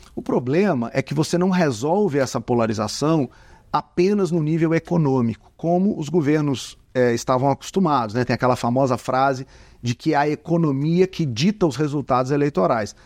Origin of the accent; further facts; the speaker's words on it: Contagem, Minas Gerais, Brazil; eu que sou aqui de contagem, né? Sou mineiro